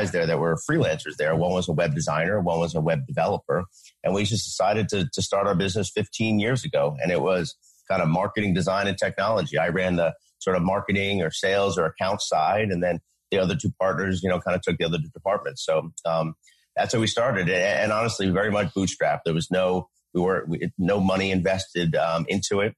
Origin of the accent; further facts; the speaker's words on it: Philadelphia, Pennsylvania, United States; I was from the Philadelphia area originally